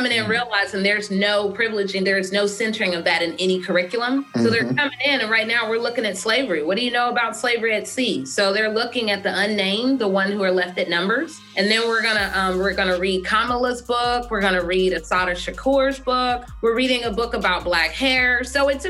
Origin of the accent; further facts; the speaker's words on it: Atlanta, Georgia, United States; also born or lived in Pittsburgh; now in St. Louis, United States; I'm from there, but I was raised in Atlanta